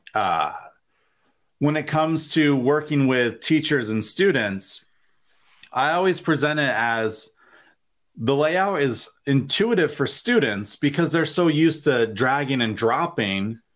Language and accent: English; Vermont, United States; moved away as an adult; now in Springfield, United States; I was born and raised in Vermont